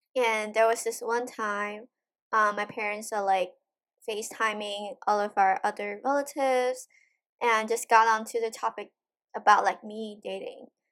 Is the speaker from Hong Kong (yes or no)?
yes; Hong Kong; moved away as an adult; now in United States; I'm from Hong Kong and there are so many custom and, like, culture in Hong Kong that I still, like, follow or practice